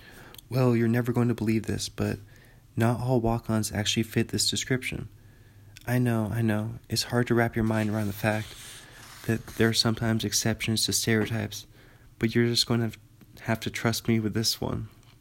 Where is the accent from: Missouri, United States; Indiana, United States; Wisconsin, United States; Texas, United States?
Indiana, United States; I'm from Indiana and played basketball.